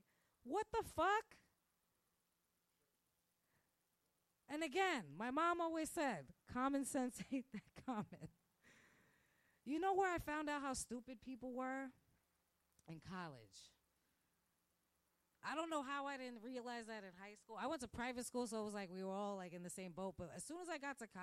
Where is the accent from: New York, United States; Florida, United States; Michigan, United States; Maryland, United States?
New York, United States; New York City; moved away as an adult; now in Manhattan, United States; I grew up in Park Slope